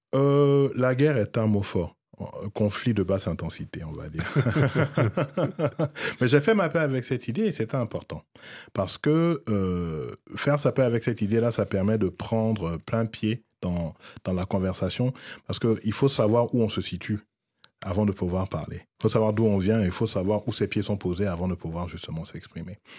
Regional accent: Abidjan, Côte d’Ivoire; moved away; j'ai quitté la Côte d'Ivoire relativement tôt

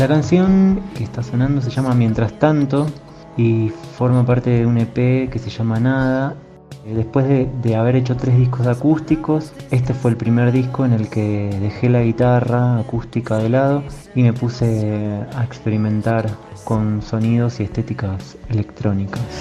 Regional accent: Argentina; now in Mexico; de Argentina, ahora viviendo en México.

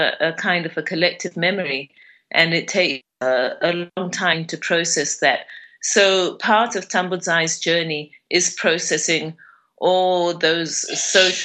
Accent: Zimbabwe; how we are doing as Zimbabweans

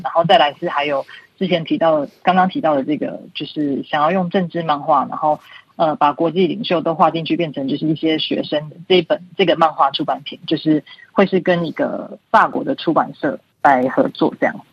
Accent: Taiwan; moved away as an adult; now in Paris, France; 因为毕竟我是台湾人

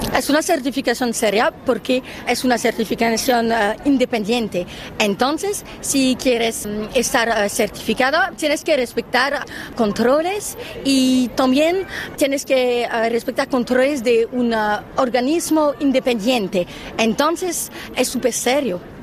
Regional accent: France; Spanish is a second language; soy una francesa

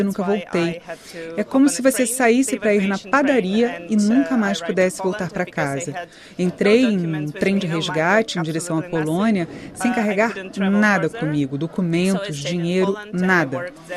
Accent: Donetsk, Donetsk Oblast, Ukraine; moved away as an adult; also born or lived in Kyiv / Bucha / Poland; now in Germany; eu nasci em Donetsk, vivi lá até terminar meus estudos

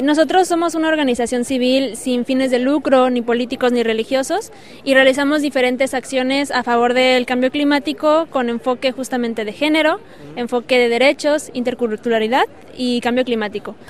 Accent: Oaxaca, Mexico; soy mexicana eh, del estado de Oaxaca

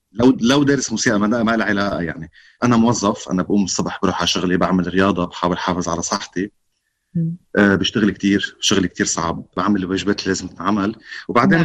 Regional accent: Beirut, Beirut Governorate, Lebanon; انا كنت طفل كنا طلعنا من بيروت آه، كم يوم وقت الاجتياح الاسرائيلي آه، وكان عمري خمس سنين

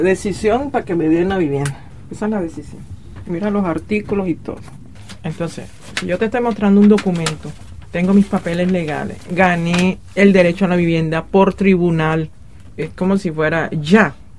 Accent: Colombia; moved away as an adult; also born or lived in Paris, France; now in Nanterre, France; soy colombiana, eh, llevo cinco años de estar en París.

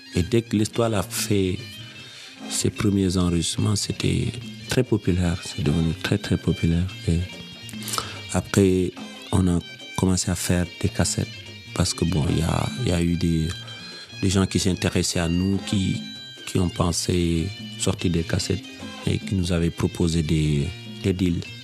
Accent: Senegal; moved away; je suis sorti du Sénégal

